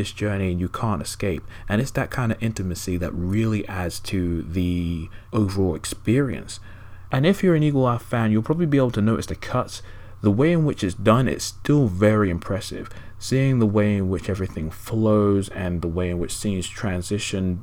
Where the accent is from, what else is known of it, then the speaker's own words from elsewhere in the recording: England, United Kingdom; me and my uncle, because obviously we're both English geezers